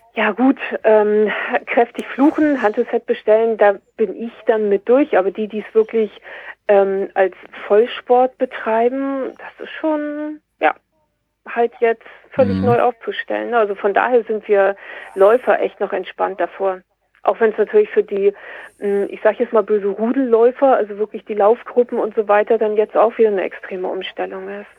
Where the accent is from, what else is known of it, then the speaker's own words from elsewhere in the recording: near Kiel, Schleswig-Holstein, Germany; ich komme aus der Nähe Kiel, oben im Norden